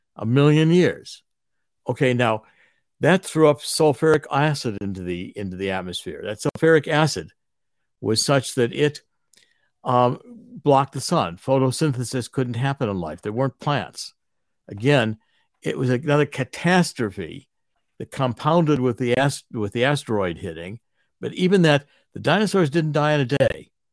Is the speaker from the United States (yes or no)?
yes; Cleveland, Ohio, United States; I was raised in Cleveland